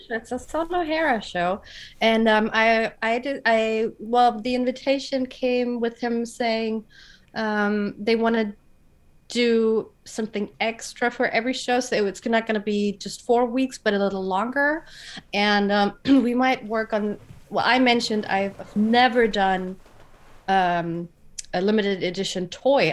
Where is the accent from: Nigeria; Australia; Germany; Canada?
Germany; Frankfurt, Hesse; living in Frankfurt and growing up in Frankfurt